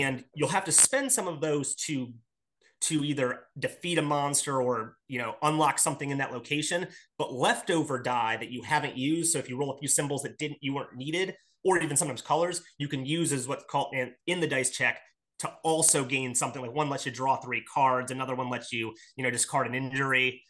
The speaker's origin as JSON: {"language": "English", "town": "Akron", "region": "Ohio", "country": "United States", "said": "I am from Akron, Ohio"}